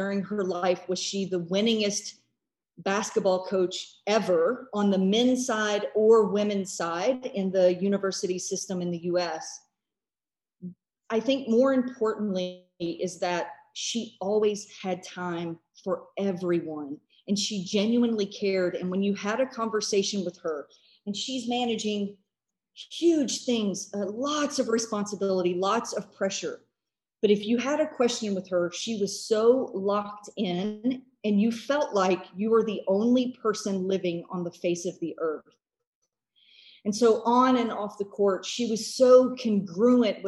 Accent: United States; as an American

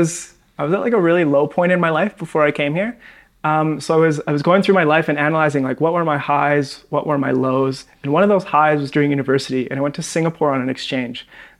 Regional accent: Western Canada, Canada; because in Canada, we have to learn French. But because I'm from the West, you're from the French part, so you speak French, obviously.

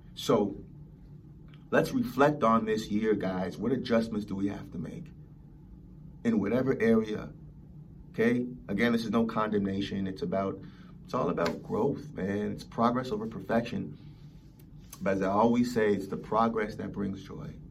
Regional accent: Los Angeles, California, United States; growing up in Los Angeles.

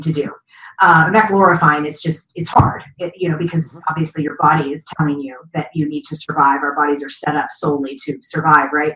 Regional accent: Kentucky, United States; I grew up in Kentucky

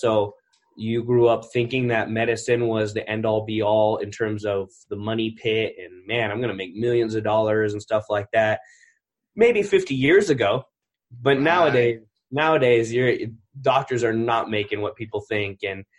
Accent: California, United States; born there; I was born in Northern California, Mather Air Force Base.

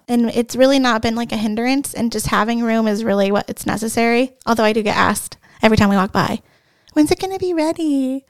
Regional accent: Hilliard, Ohio, United States; I am from Hilliard, Ohio. I actually am from Saint John, and I've been a member my whole entire life.

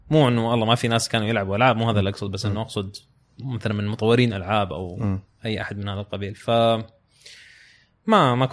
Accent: Khobar, Eastern Province, Saudi Arabia; accent: mix of Hijazi and Eastern; also born or lived in Mecca; انا اهلي من مكه اوكي لكني من مواليد الخبر

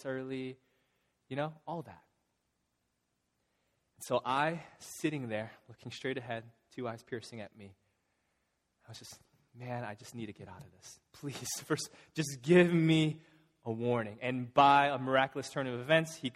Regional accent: Illinois, United States; now in Massachusetts, United States; I'm from Illinois

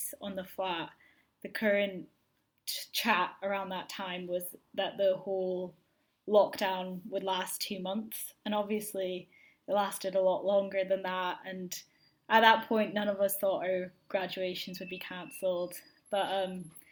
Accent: Aberdeen, Scotland, United Kingdom; I'm from Aberdeen

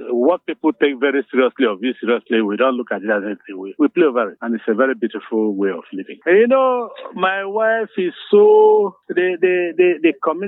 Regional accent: Ikeduru, Imo, Nigeria; I am from Amuyi Umunobo Oku in Ikeduru local government area of Imo State, Nigeria.

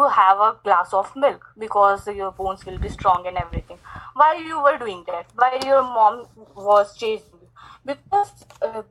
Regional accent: India; I'm from India

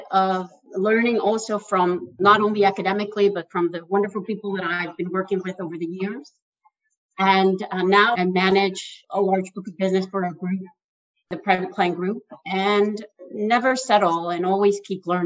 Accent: Mexico; now in New York, United States; I moved about 20 years ago from Mexico to New York. And I was determined that I was going to stay in New York.

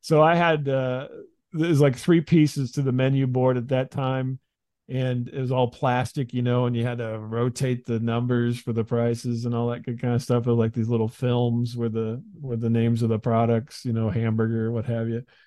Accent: Midwest, United States; I grew up in the Midwest

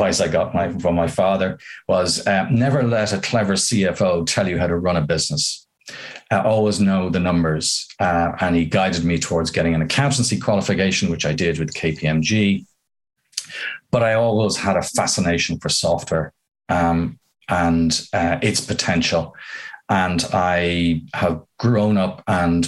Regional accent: Ireland; as an Irishman

